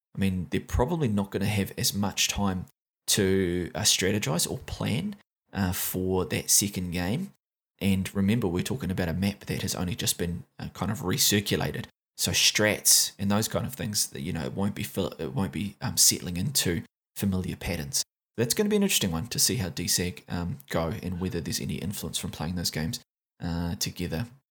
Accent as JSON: {"language": "English", "country": "New Zealand", "accent": "Kiwi", "said": "my Kiwi accent."}